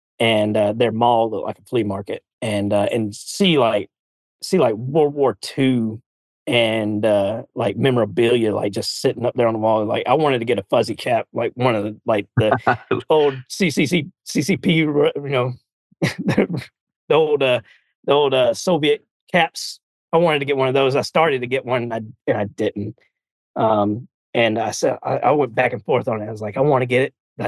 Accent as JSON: {"language": "English", "region": "the South", "country": "United States", "accent": "Southern", "said": "I guess we get to give everybody a reprieve from my Southern accent for next week"}